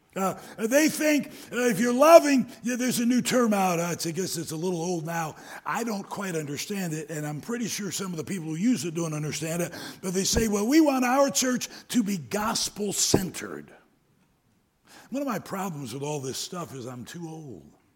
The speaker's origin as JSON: {"language": "English", "town": "Detroit", "region": "Michigan", "country": "United States", "tie": "born or raised there", "also_born_or_lived": "Greenville, South Carolina", "moved": "yes", "said": "I was born in Greenville, South Carolina, but when I was young, my dad took the Detroit Rescue Mission, and I spent a lot of about 10 years of my lifetime. I was maybe in first grade till I actually went off to high school in the Detroit area"}